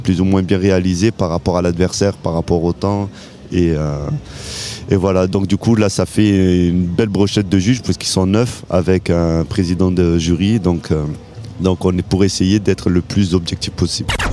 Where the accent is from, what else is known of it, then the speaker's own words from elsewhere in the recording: Montpellier, Occitania, France; chez nous à Montpellier